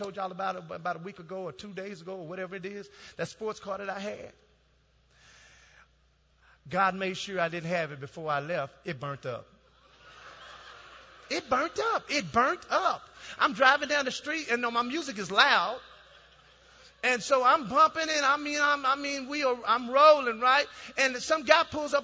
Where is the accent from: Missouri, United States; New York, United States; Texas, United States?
Texas, United States; Dallas; moved away as an adult; also born or lived in Ohio; I'm from Dallas